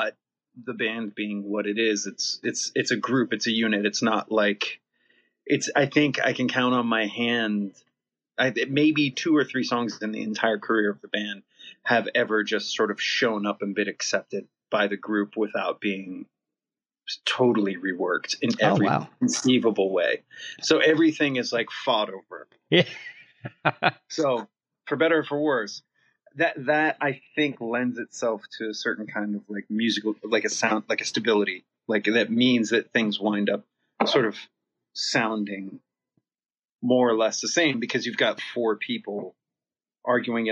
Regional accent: Youngstown, Ohio, United States; I grew up in Youngstown, home of Jim Tressel.

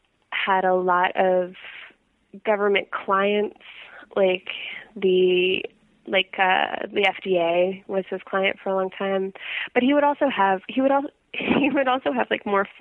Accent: Silver Spring, Maryland, United States; moved away as an adult; now in New York, United States; I grew up in Silver Spring, Maryland, right outside our nation's capital, Washington

